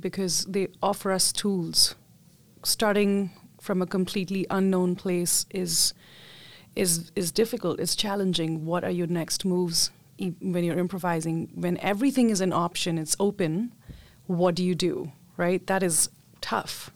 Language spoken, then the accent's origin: English; Mumbai, Maharashtra, India; I grew up in Mumbai, India